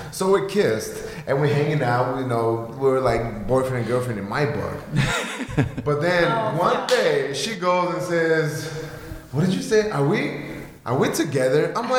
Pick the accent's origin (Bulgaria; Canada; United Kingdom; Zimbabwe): Bulgaria; English is a second language; moved away as an adult; now in United States; because I'm from Bulgaria